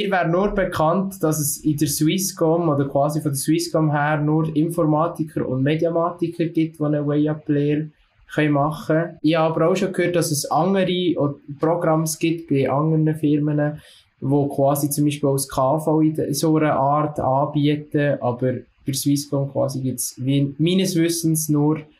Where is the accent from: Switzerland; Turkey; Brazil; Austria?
Switzerland; Solothurn; Ich komme aus dem Kanton Solothurn und bin 20.